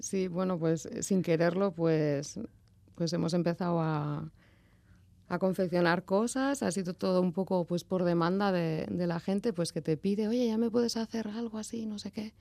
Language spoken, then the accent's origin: Spanish; Arrasate, Basque Country, Spain; Soy nacida en Arrasate y residente en Arrasate también.